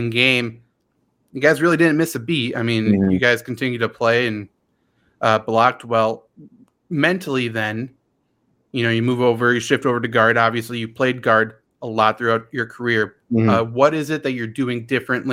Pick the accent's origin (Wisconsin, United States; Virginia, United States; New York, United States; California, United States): Wisconsin, United States; I'm from Wisconsin